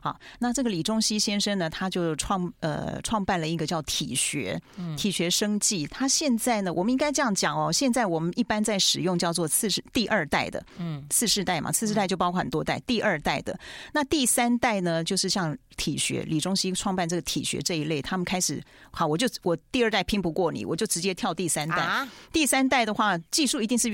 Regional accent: Taiwan; 我们台湾人特有的状况

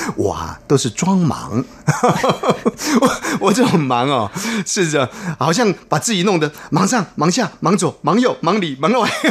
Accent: Taiwan; 这个是比较传统的，呃，闽南话，啊，台湾话

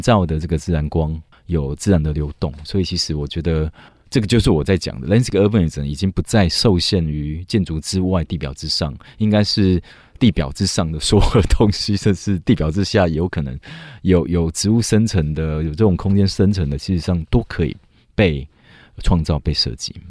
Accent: Taiwan; also born or lived in United Kingdom; 我在台湾二十八岁才出国，我在台湾待了二十八年

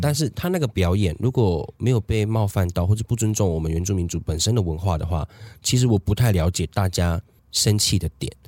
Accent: Taiwan; 在我们台湾这，这边生活的

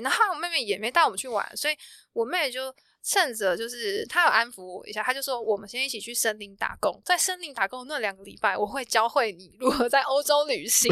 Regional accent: Taiwan; 我们是台湾人

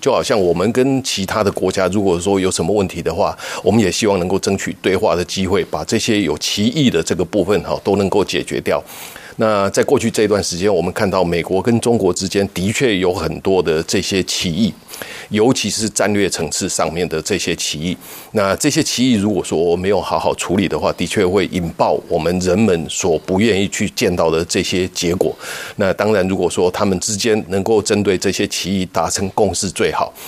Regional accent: Taiwan; 我们台湾人民

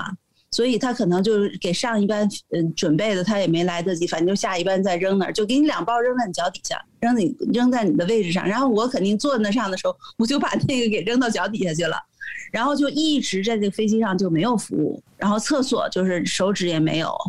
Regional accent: United States; 我们都是美国人，都是美国护照的持有者

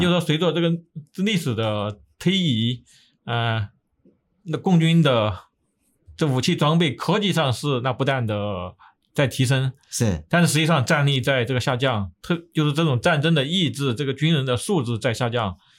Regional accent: Sichuan, China; moved away as an adult; also born or lived in Taiwan; now in United States; 从地域上来说，我在这个四川出生

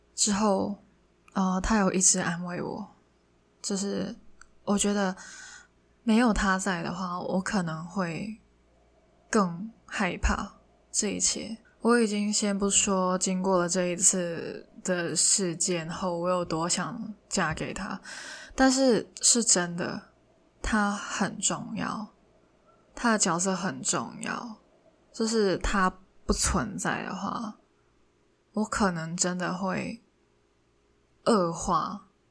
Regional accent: Hong Kong; first language Cantonese; Chinese is a second language; moved away as an adult; now in Taiwan; 我是一个香港人，从小到大都在写中文字

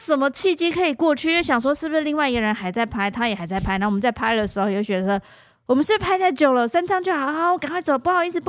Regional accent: Taiwan; 只要有人发现我们是台湾人或什么的，我就跟我们之前讲的一样，其实对我们都超级客气的。

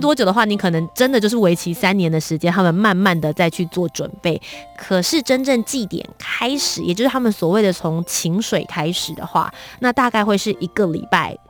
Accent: Kaohsiung, Taiwan; 我本身是高雄人

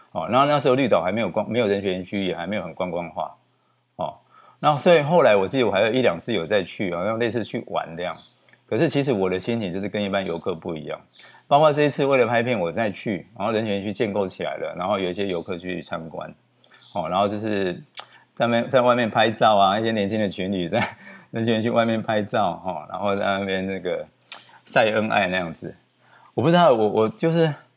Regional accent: Taiwan; 我们台湾人

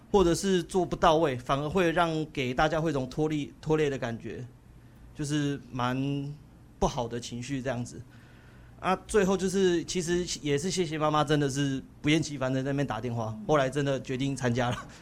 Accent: Sanxia, New Taipei, Taiwan; moved away as an adult; now in Kaohsiung, Taiwan; 我是来自三峡的

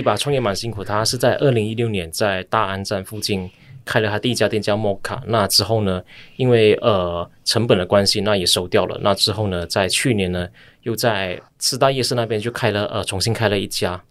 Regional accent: Ipoh, Perak, Malaysia; 跟我一样来自霹雳州怡保

